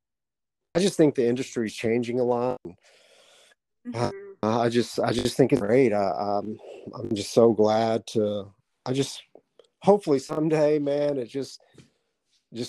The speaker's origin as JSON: {"language": "English", "region": "Southeast Arkansas", "country": "United States", "tie": "born or raised there", "said": "I grew up in the South, in Southeast Arkansas."}